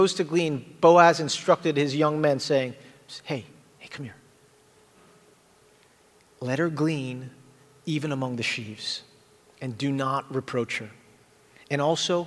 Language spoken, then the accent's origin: English; Jamaica; accent: Jamaican; if I said that word funny, it's because I'm Jamaican, and that's how we say that word